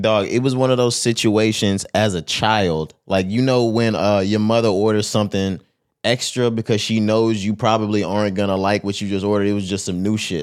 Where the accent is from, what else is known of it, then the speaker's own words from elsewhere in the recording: Texas, United States; I'm from Texas